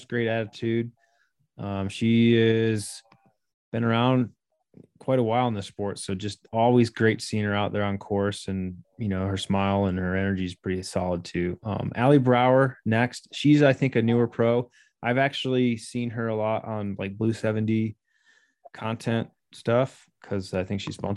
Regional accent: United States

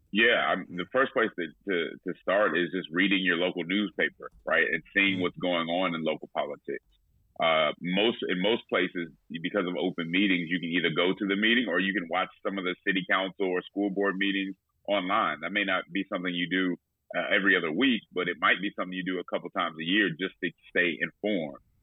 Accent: Denver, Colorado, United States; moved away as an adult; also born or lived in Nashville, Tennessee; now in Atlanta, United States; I'm originally from Denver, Colorado

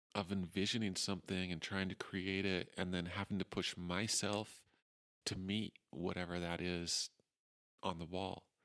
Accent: Utah, United States; moved away as an adult; also born or lived in Portland, Oregon / Moab, Utah / Salt Lake Valley / Ogden; I grew up in Utah

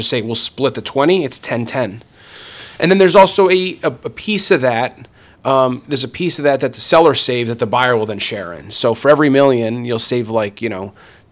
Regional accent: New Jersey, United States; now in New York City, United States; I grew up in North Jersey

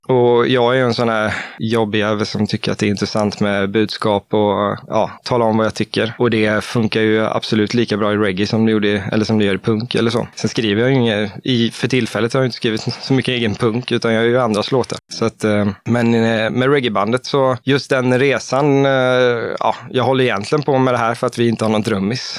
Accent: Stockaryd, Jönköping County, Sweden; now in Eksjö, Sweden; vi vill trygga uppväxten för, för våra barn, så vi flyttar till Småland

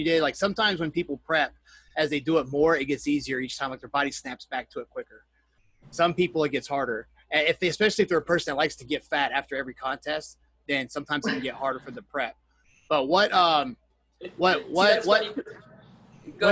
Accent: North Carolina, United States; now in Hawaii, United States; I'm from North Carolina

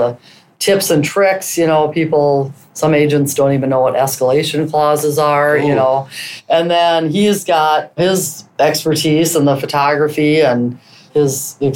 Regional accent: Minnesota, United States; also born or lived in St. Paul; I was born and raised in Minnesota. Lived here my whole life

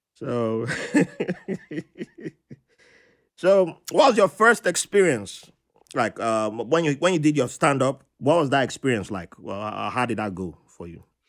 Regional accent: Virginia, United States; also born or lived in Africa; I said my home state instead. I said Virginia

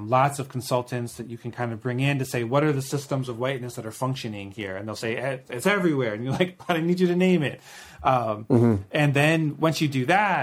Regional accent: Maryland, United States; growing up in Maryland

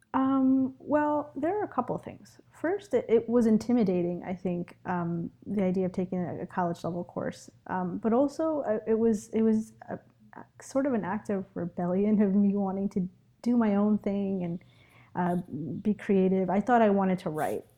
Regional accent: New York City, New York, United States; also born or lived in Ecuador; I was actually, I was born in Ecuador, but I've been living in New York City since I was four

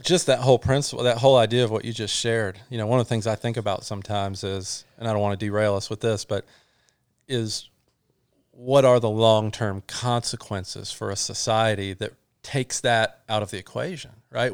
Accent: North Georgia, United States; we're from North Georgia

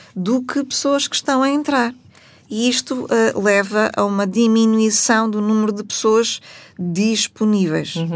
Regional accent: Portugal; nós enquanto portugueses típicos que somos

